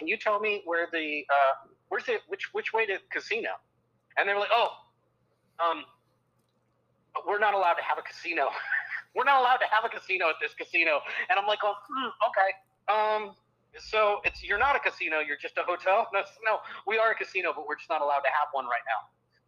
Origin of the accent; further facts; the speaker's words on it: New Jersey, United States; That's my home state. You be nice.